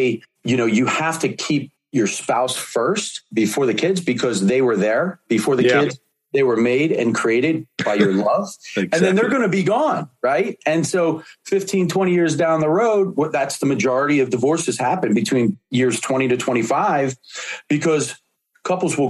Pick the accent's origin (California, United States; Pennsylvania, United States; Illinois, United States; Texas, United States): Pennsylvania, United States; Philadelphia; Born and raised in Philadelphia in the inner city